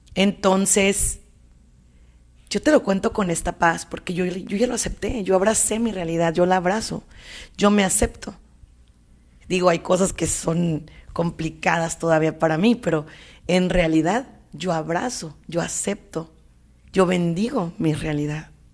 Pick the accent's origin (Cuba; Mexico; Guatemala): Mexico; como mexicana